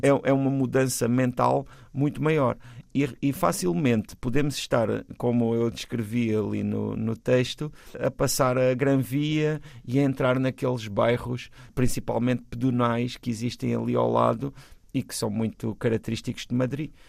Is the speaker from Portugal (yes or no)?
yes; Portugal; nós temos uma relação às vezes um pouco ambígua enquanto portugueses com os nossos hermanos